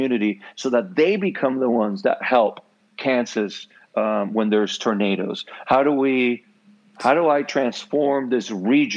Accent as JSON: {"language": "English", "country": "Puerto Rico", "first_language": "Spanish (Puerto Rican)", "second_language": "English", "said": "I am from Puerto Rico. My first language is, it's not Spanish, it's Puerto Rican."}